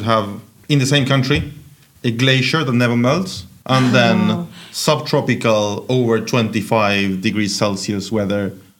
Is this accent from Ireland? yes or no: no; Buenos Aires, Argentina; moved away as an adult; now in Stockholm, Sweden; I'm from Buenos Aires, which is like about the middle.